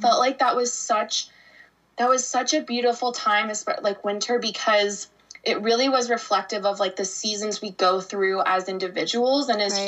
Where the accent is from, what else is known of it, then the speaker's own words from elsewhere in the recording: Arizona, United States; moved away as an adult; I grew up in Arizona. So I was there for 29 years